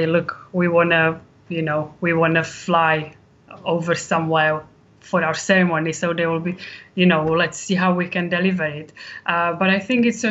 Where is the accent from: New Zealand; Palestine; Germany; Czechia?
Czechia; moved away as an adult; now in Warwickshire, United Kingdom; I am from Czech Republic, but I've lived in UK for 20 years.